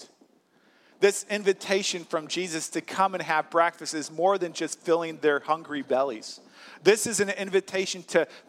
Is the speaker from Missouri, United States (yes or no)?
yes; St. Louis, Missouri, United States; moved away as an adult; now in Wisconsin, United States; I'm from St. Louis, Missouri